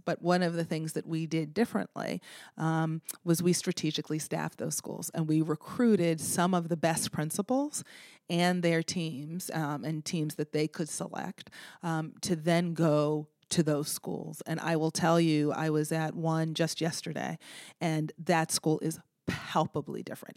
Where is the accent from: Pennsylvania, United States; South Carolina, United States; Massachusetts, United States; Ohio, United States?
Massachusetts, United States; Boston; moved away as an adult; now in Baltimore, United States; I'm from Boston